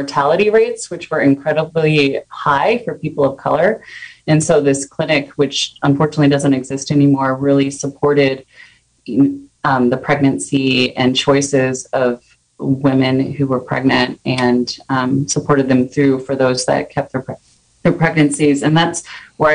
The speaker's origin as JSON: {"language": "English", "town": "Sacramento", "region": "California", "country": "United States", "tie": "born or raised there", "lives_now": "Ukiah, United States", "said": "I'm actually from Sacramento. I grew up in a very urban area and in a very low-income neighborhood of Sacramento"}